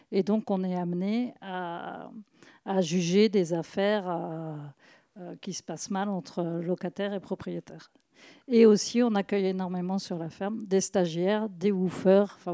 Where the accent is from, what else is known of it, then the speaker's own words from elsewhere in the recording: Brittany, France; comme je suis bretonne